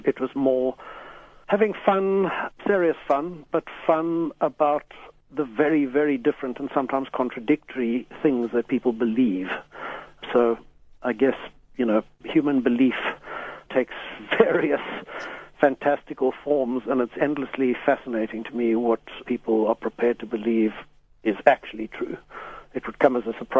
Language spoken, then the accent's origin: English; Pretoria, Gauteng, South Africa; I grew up in Pretoria with a mother who has been something of a spiritual seeker in her time